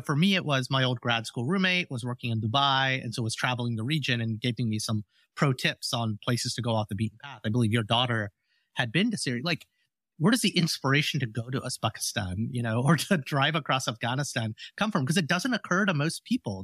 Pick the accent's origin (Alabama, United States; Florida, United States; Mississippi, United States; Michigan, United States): Alabama, United States; the home I grew up in Alabama